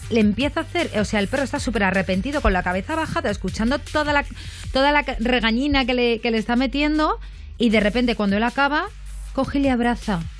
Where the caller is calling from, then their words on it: Barcelona, Catalonia, Spain; de Barcelona y tengo un conocido que tiene dos perros